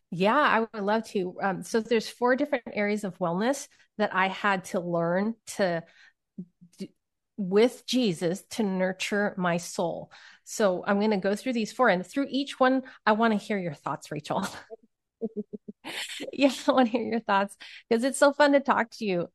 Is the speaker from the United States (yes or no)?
yes; Silicon Valley, California, United States; I grew up in Silicon Valley